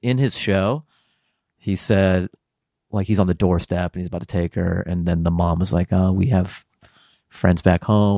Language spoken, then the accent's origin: English; Seattle, Washington, United States; I grew up in the Pacific Northwest